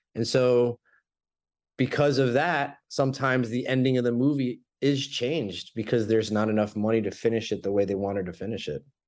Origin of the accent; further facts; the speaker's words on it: Florida, United States; born and raised in Florida